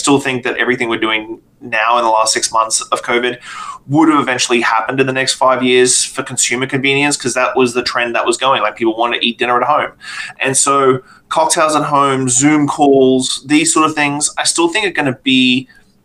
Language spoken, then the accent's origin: English; Australia; moved away as an adult; now in Canada; I'm not from Canada. I'm from Australia